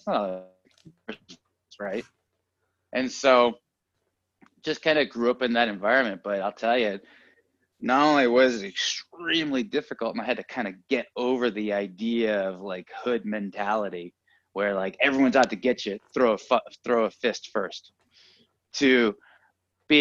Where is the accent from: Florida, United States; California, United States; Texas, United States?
California, United States; San Francisco; now in Los Angeles, United States; Originally San Francisco